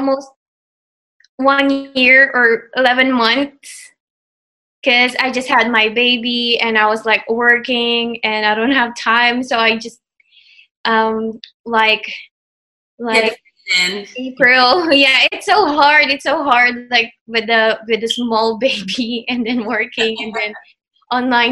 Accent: Philippines; first language Tagalog; English is a second language; moved away as an adult; also born or lived in Guam; I grew up in the Philippines, and then after I graduated college

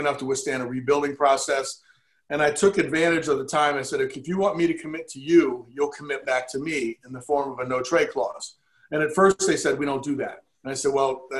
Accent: Baltimore, Maryland, United States; I was from Baltimore. I valued playing at home

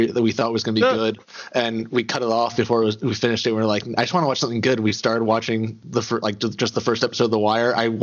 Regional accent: New Jersey, United States; growing up in New Jersey like I did, there are a lot more people of Jewish descent in that area of the country

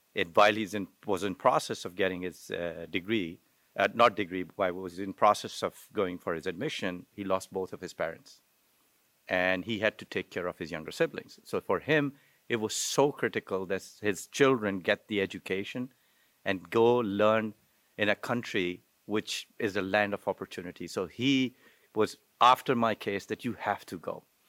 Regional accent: Pakistan; moved away as an adult; also born or lived in Wichita; I'm originally from Pakistan

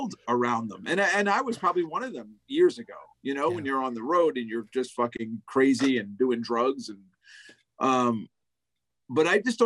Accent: United States; I'm an American

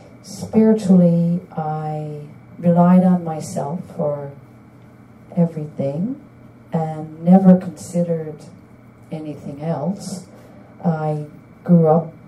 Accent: St. John's, Newfoundland and Labrador, Canada; now in Ottawa, Canada; I'm originally from St. John's, Newfoundland

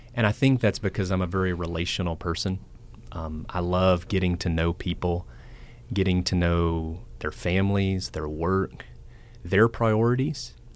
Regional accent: Franklin, Tennessee, United States; I am from Nashville, um, Franklin to be specific

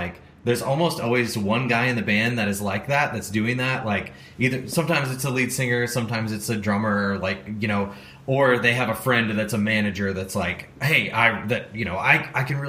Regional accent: St. Louis, Missouri, United States; I'm from St. Louis, Missouri

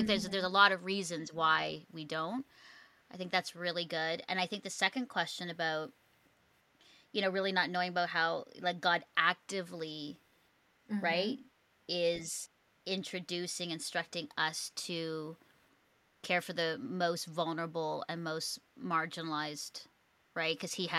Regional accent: Philippines; also born or lived in Singapore; growing up in the Philippines and Singapore

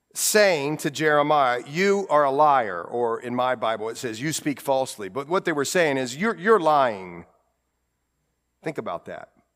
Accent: Ohio, United States; accent: Ohio; My Ohio accent

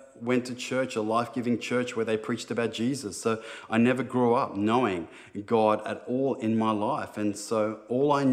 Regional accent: Sydney, New South Wales, Australia; growing up in Sydney, it was pretty tough at times

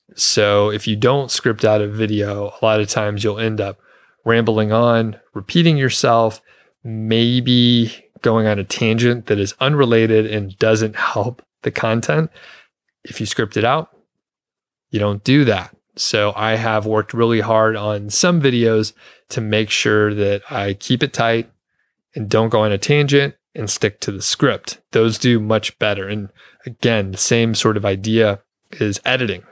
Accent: Atlanta, Georgia, United States; moved away as an adult; also born or lived in Bozeman, Montana; now in Longmont, United States; I'm from the Atlanta area, Atlanta, Georgia, the suburbs.

